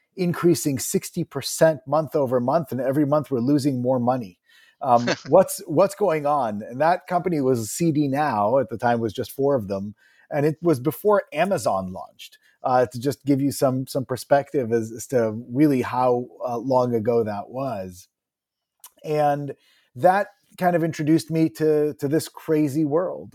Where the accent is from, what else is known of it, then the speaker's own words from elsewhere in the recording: Montclair, New Jersey, United States; also born or lived in Israel / Ithaca, New York; I was born in Israel and, uh, did, uh, my, most of my elementary school in there. I did, I spent a year, uh, in third grade when, F, in Ithaca, where my father was a, uh, visiting, uh, professor at Cornell. and then beginning in fifth grade, moved to New Jersey and, uh, grew up in the public school system in Montclair, New Jersey